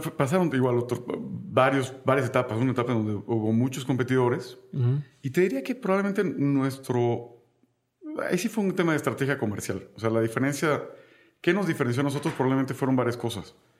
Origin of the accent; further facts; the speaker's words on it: Tabasco, Mexico; moved away; yo soy tabasqueño. Y en Tabasco siempre hice algunos pequeños proyectos